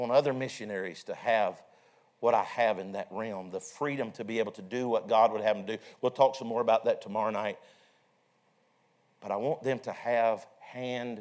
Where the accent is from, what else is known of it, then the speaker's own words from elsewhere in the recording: Vesta, Virginia, United States; I'm from Vesta, Virginia. I'm pastoring in Vesta, Virginia